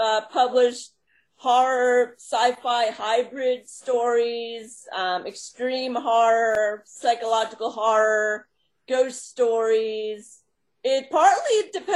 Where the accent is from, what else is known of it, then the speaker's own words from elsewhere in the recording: Long Island, New York, United States; now in Long Island, United States; I was raised on Long Island and moved to New York City in my 20s.